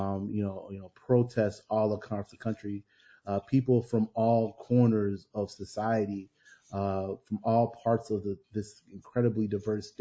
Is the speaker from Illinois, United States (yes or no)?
yes; Chicago, Illinois, United States; as a Black man growing up on the South Side and living here